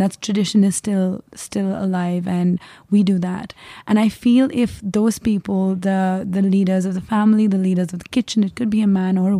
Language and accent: English; India; Yes, so I come from India.